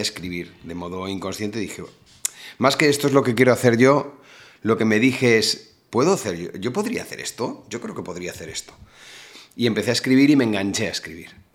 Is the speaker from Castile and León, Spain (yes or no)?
no; Móstoles, Community of Madrid, Spain; moved away as an adult; also born or lived in Alicante; now in Málaga, Spain; Yo toda la vida he estado en Madrid